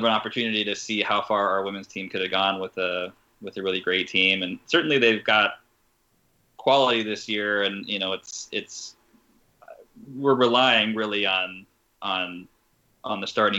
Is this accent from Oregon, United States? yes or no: yes; Portland, Oregon, United States; born or raised there